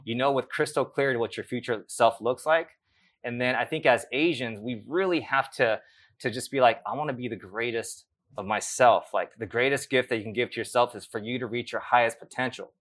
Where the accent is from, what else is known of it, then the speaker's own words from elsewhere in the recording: Los Angeles, California, United States; also born or lived in Japan; growing up in the South Bay of L